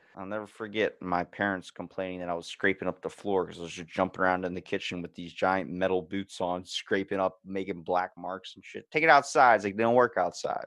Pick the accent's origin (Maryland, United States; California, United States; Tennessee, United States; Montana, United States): Maryland, United States; Ocean City; I'm from Ocean City, Maryland, born and raised